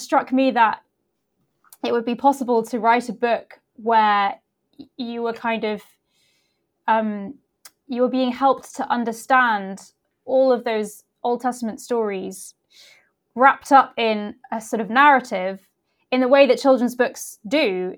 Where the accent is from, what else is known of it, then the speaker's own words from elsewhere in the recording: United Kingdom; also born or lived in Leicester, England / Somerset, England; I grew up in uh, in two places in uh, first of all in the middle of England in a place called Leicester and then uh, in Somerset in the southwest